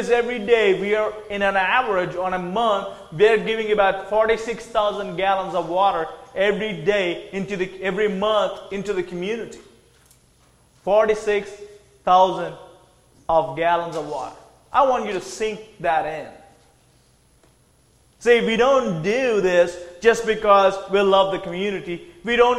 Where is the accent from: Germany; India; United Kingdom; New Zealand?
India; Andhra Pradesh; moved away as an adult; also born or lived in Tennessee, United States; Andhra Pradesh, the state I'm from